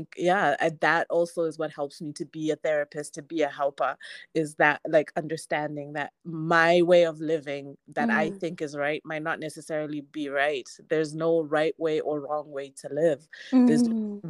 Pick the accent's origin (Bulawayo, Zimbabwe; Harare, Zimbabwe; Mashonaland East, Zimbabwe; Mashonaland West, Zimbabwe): Harare, Zimbabwe; I grew up in Harare, I grew up in Zimbabwe